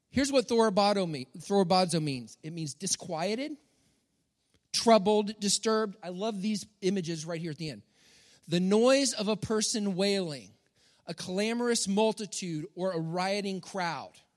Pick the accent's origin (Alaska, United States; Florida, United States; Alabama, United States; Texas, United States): Texas, United States; I'm from Texas